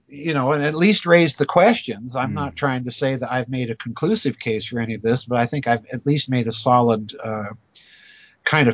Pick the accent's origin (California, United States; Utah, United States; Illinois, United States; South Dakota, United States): South Dakota, United States; I grew up in South Dakota, which is a state in the United States